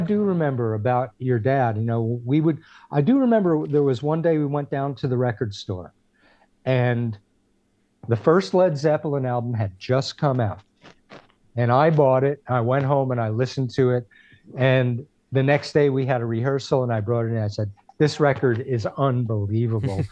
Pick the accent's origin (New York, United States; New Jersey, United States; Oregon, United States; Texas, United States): New Jersey, United States; Clifton; moved away as an adult; also born or lived in Passaic, New Jersey; now in California, United States; I was born in Passaic, lived on Harrison Street until Uh, I guess I was about eight years old when we moved to Clifton